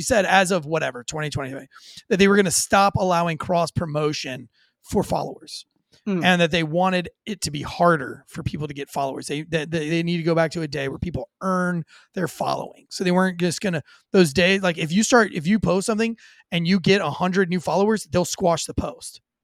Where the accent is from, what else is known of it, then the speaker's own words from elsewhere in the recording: St. Augustine, Florida, United States; I'm from St. Augustine, Florida, born and raised